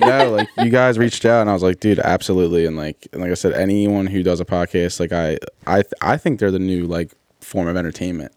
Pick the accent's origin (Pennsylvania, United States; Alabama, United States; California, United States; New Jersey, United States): Pennsylvania, United States; Philadelphia; I grew up in Northeast Philly